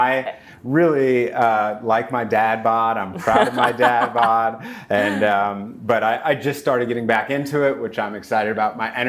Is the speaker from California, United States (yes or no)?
yes; Los Angeles, California, United States; also born or lived in New Haven; So I grew up in Los Angeles. I went to Crossroads High School in Santa Monica.